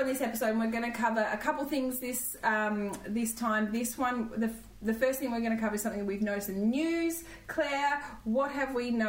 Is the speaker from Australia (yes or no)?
yes; Coolamon, New South Wales, Australia; I am also from the Riverina. I'm Coolerman, which is near Wagga.